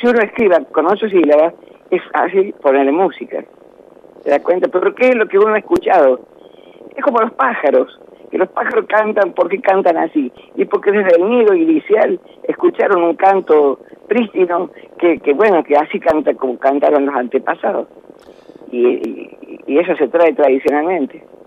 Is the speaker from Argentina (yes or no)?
yes; San Luis, Argentina; yo no me quiero ir porque yo soy de San Luis y quiero morir en San Luis